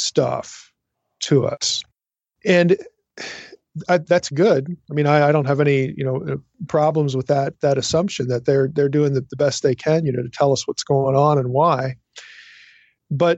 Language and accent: English; East Coast, United States; I'm from the East Coast. So, you know, in like Philadelphia and some of these other places